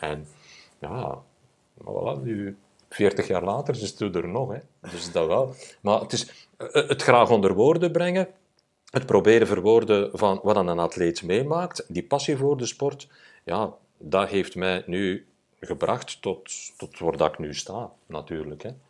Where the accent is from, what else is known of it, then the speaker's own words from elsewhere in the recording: Sint-Niklaas, Flanders, Belgium; als een klein manneke, ik ben van Sint-Niklaas